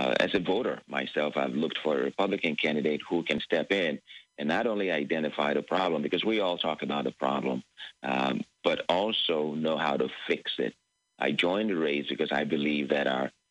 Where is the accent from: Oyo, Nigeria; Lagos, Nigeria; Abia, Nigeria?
Lagos, Nigeria; moved away as an adult; now in United States; I was born in Lagos, Nigeria, and I grew up under a dictatorship